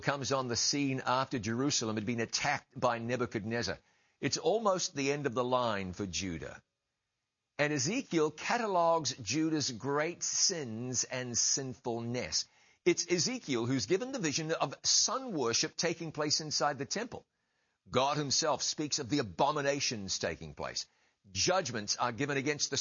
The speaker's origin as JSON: {"language": "English", "town": "Ngāruawāhia", "region": "Waikato", "country": "New Zealand", "tie": "born or raised there", "said": "grew up on the banks of the Waikato River"}